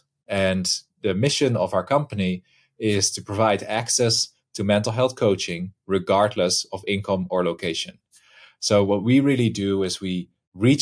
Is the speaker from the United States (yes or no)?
no; Netherlands; moved away; originally, I'm from the Netherlands in Europe